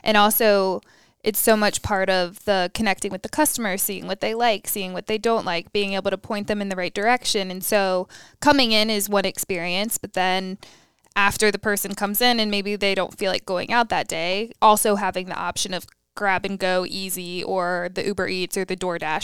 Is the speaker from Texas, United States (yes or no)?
no; Raleigh, North Carolina, United States; now in Charlotte, United States; I'm from Raleigh.